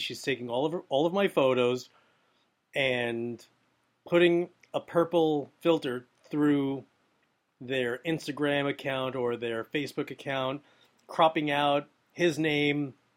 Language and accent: English; New York City, New York, United States; I'm from Brooklyn.